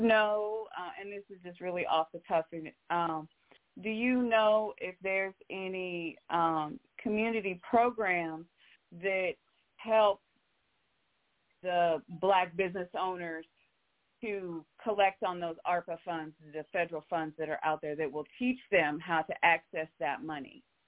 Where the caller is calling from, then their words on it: Omaha, Nebraska, United States; I'm calling from Omaha.